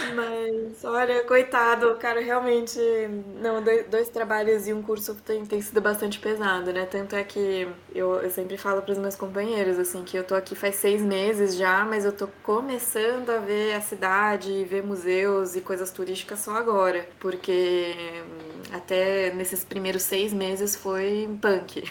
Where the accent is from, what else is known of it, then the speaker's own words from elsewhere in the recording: Ribeirão Preto, São Paulo, Brazil; moved away as an adult; also born or lived in France / United States; now in Madrid, Spain; em Ribeirão Preto, né, que é, um, que é onde eu nasci